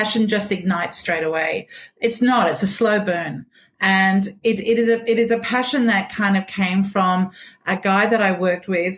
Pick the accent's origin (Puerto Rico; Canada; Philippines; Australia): Australia; I was from Australia